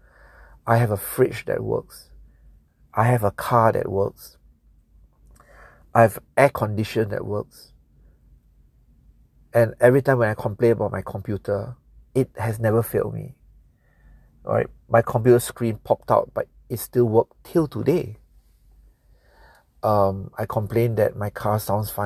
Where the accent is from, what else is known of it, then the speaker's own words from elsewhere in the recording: Singapore; I'm from Singapore. Singapore